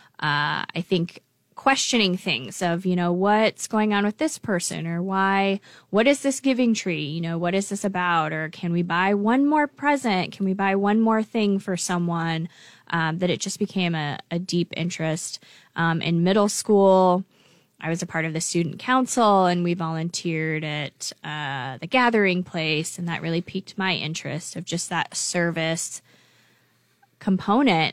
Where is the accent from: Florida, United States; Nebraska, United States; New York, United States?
Nebraska, United States; Lincoln; I grew up in Lincoln, uh, and I went to Lincoln Public Schools here